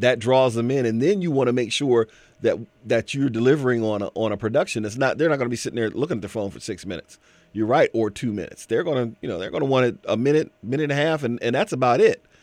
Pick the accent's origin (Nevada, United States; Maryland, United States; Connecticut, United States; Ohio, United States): Ohio, United States; Canton; I'm from Canton, Ohio